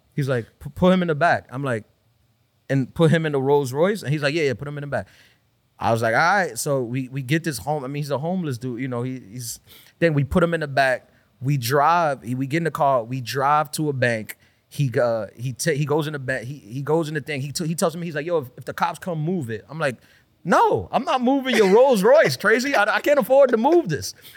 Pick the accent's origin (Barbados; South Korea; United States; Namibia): United States; New York City, New York; also born or lived in Brooklyn / Dominican Republic (family origin); grew up in Queens